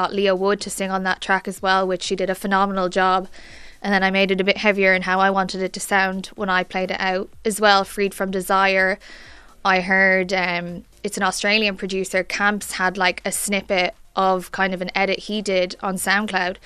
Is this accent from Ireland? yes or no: yes; Naas, County Kildare, Ireland; I'm from Naas, Kildare